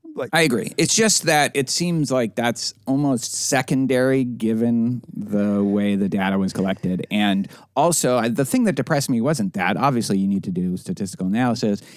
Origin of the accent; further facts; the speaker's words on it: Boston, Massachusetts, United States; now in Houston, United States; the Boston Globe, my hometown paper